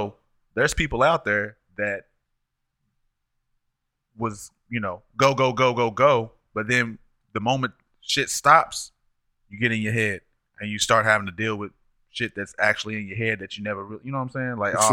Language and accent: English; New York, United States; I'm from New York.